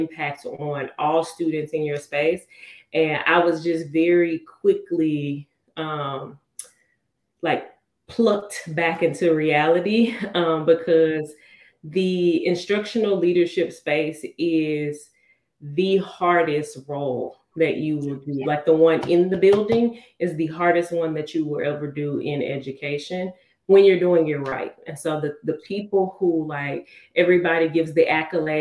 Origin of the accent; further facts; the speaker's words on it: Houston, Texas, United States; moved away as an adult; also born or lived in Fort Worth, Texas / Dallas, Texas; I am from Houston. I was born and raised on the south side, southwest side.